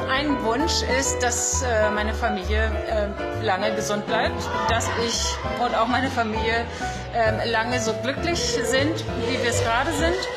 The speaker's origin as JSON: {"language": "German", "region": "Northern Germany", "country": "Germany", "tie": "born or raised there", "also_born_or_lived": "Hamburg", "moved": "as an adult", "lives_now": "Porto, Portugal", "said": "Ich bin im Norden von Deutschland geboren, in einem ganz kleinen Ort, der nennt sich Thüne."}